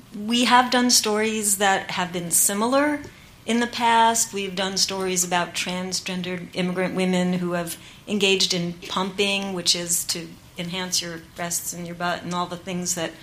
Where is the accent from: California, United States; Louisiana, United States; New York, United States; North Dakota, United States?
New York, United States; I'm a Puerto Rican, so my mom was Puerto Rican, my father was Jewish, and I grew up in New York